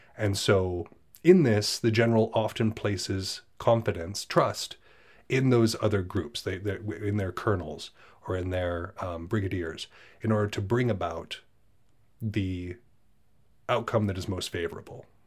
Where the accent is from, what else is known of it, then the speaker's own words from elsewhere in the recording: United States; I'm from America